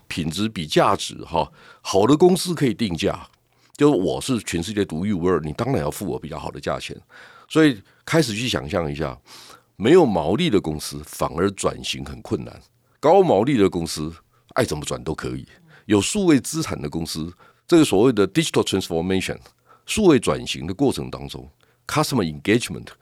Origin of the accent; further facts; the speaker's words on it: Taiwan; 我们在台湾